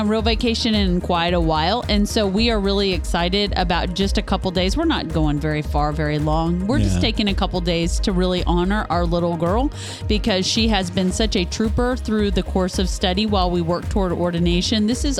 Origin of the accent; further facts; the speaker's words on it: Northeast Kansas, United States; moved away; I am originally from Northeast Kansas